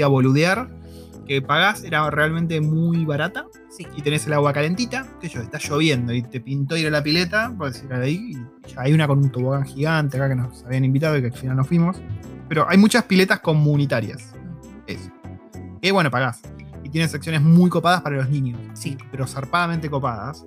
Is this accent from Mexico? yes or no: no; Argentina; now in New Zealand; yo en Argentina